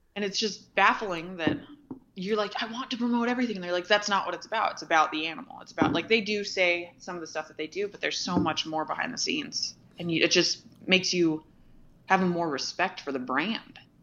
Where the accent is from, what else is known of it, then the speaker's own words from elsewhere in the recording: Ventura, California, United States; I was born and raised in Ventura, California